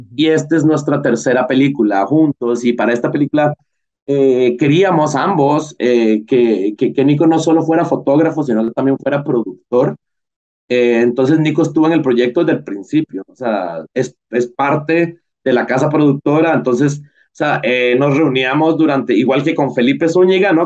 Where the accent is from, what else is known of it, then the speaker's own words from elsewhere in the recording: Costa Rica; como cineastas costarricenses